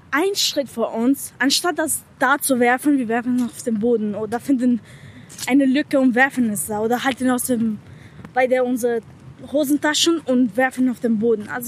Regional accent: Albania; German is a second language; now in Germany; Aber als äh, Albaner Ausländer und also.

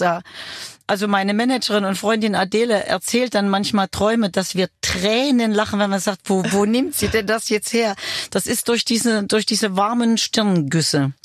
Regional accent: Weimar, Thuringia, Germany; moved away as an adult; Ich komme zurück in meine Heimatstadt.

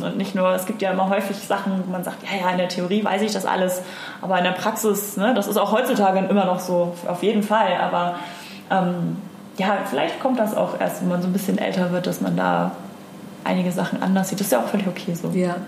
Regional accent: Hamburg, Germany; ich bin Hamburger deren durch und durch und liebe das hier

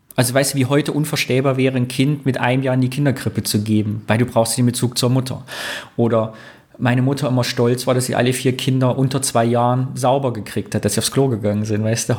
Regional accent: Greußen, Thuringia, Germany; bei Greußen, da wo ich herkomme

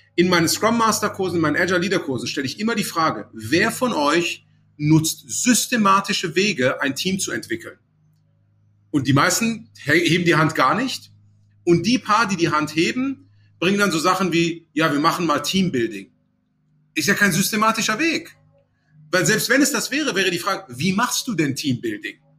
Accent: Aachen, North Rhine-Westphalia, Germany; moved away as an adult; also born or lived in Munich; now in Cologne, Germany; Ich bin jetzt ursprünglich in Aachen aufgewachsen

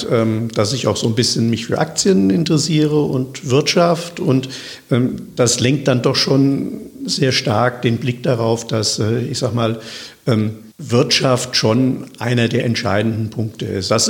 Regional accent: Wiesbaden, Hesse, Germany; Und ich bin ja nun gebürtiger Wiesbadener. Und äh, von daher liegt mir Wiesbaden natürlich, natürlich am, am, am Herzen.

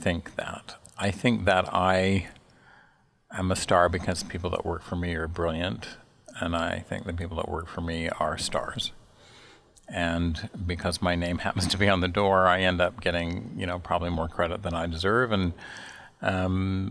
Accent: Salt Lake City, Utah, United States; moved away as an adult; also born or lived in Chicago; now in New York, United States; I'm from Salt Lake City, Utah. I grew up in the Mountain West of the United States

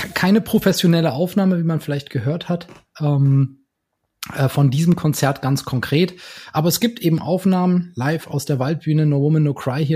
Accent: Berlin, Germany; in meiner Heimatstadt Berlin

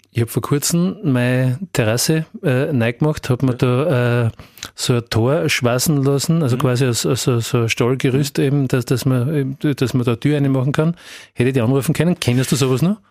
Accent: Graz, Styria, Austria; als eben auch Grazer damals

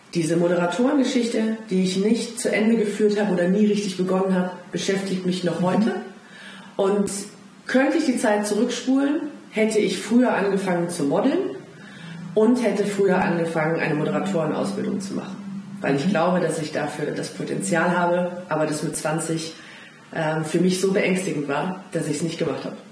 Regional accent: Rhineland, Germany; als Rheinländerin

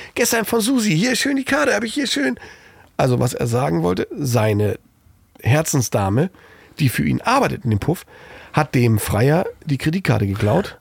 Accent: East Germany, Germany; moved away; als Ossi

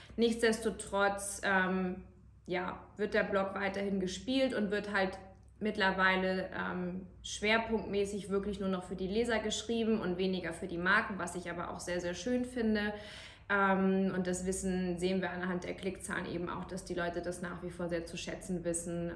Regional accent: Kiel, Schleswig-Holstein, Germany; moved away as an adult; now in Munich, Germany; Ich bin in Kiel geboren

